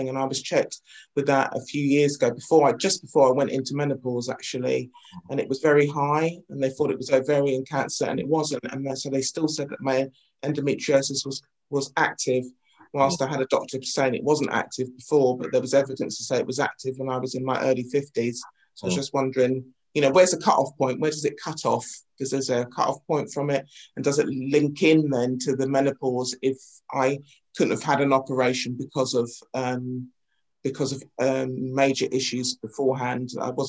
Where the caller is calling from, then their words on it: London, United Kingdom; I'm coming in from Northwest London.